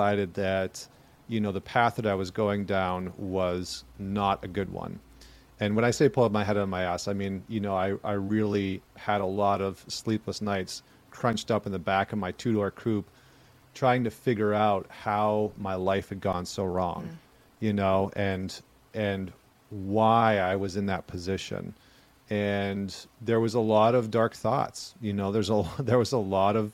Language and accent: English; Alberta, Canada; moved away; I grew up in Alberta, Canada, like Northern Canada